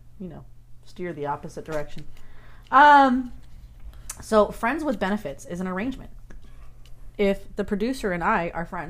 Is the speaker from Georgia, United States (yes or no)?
no; Arizona, United States; Arizona. I'm from Arizona.